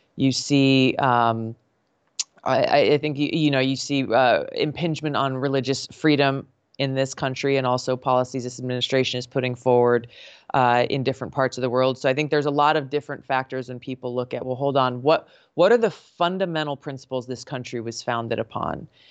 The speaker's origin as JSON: {"language": "English", "region": "Hawaii", "country": "United States", "tie": "born or raised there", "said": "growing up in Hawaii"}